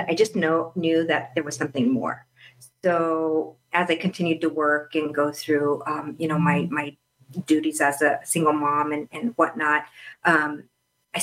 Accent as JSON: {"language": "English", "town": "Albuquerque", "region": "New Mexico", "country": "United States", "tie": "born or raised there", "moved": "yes", "lives_now": "Phoenix, United States", "said": "growing up in New Mexico, I mean, New Mexico has, it's beautiful, but it does have its limitations. I went to private school for most of my life in Albuquerque"}